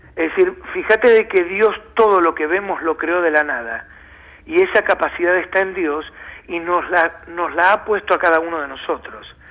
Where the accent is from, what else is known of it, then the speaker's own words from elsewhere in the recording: Argentina; nosotros vivimos muy atados y más como argentinos al presente